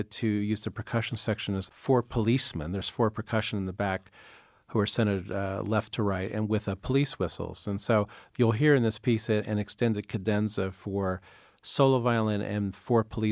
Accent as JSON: {"language": "English", "region": "Iowa", "country": "United States", "tie": "born or raised there", "said": "growing up in Iowa back in the 60s"}